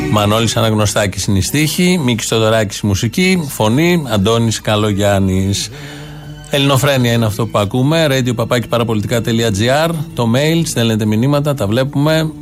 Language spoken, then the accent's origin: Greek; Kaisariani, Attica, Greece; Γεννήθηκα στην Κεσαριανή, εδώ που μένω